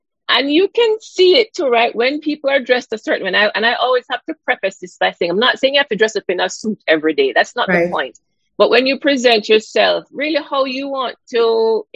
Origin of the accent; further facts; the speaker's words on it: Jamaica; growing up in Jamaica